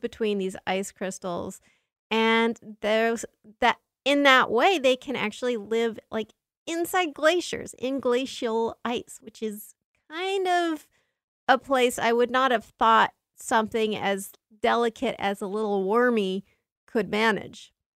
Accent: Southern California, United States; I grew up in Southern California

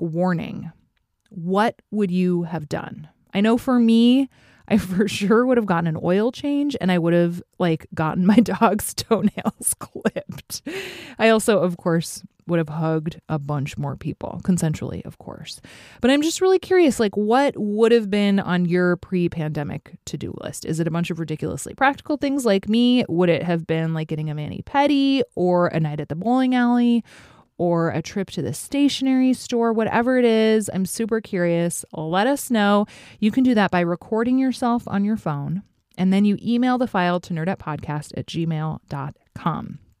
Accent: Fairbanks, Alaska, United States; from my hometown of Fairbanks, Alaska

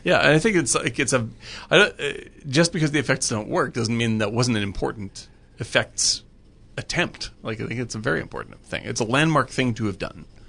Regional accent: Cape Cod, Massachusetts, United States; moved away; I grew up on Cape Cod

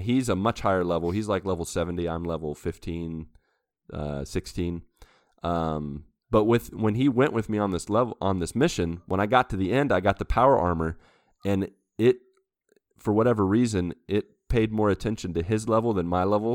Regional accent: United States; moved away as an adult; now in Brazil; I am an American

